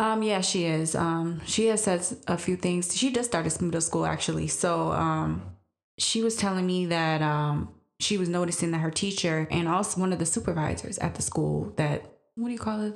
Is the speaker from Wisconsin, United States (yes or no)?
yes; Green Bay, Wisconsin, United States; growing up in Green Bay for me was when I was growing up, mostly you saw what in school was just white